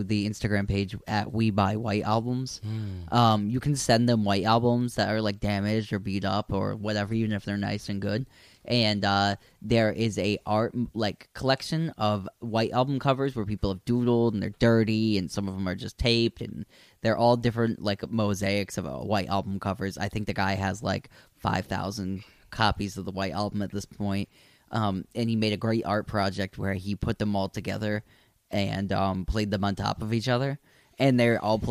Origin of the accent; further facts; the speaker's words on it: New England, United States; We're from New England over here.